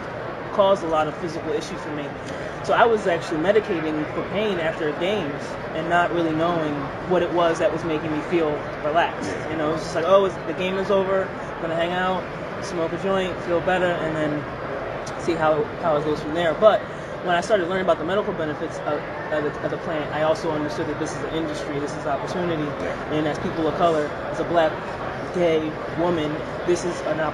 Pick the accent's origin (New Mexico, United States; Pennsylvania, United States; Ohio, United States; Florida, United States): Pennsylvania, United States; Philadelphia; moved away as an adult; also born or lived in Boston, Massachusetts; now in Massachusetts, United States; I'm originally from Philadelphia, so I grew up in South Philly.